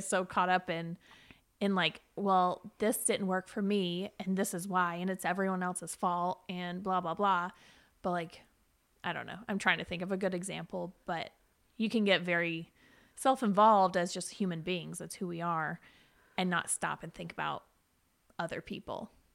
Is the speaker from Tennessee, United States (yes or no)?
yes; Chattanooga, Tennessee, United States; born and raised in Chattanooga, lived here my whole life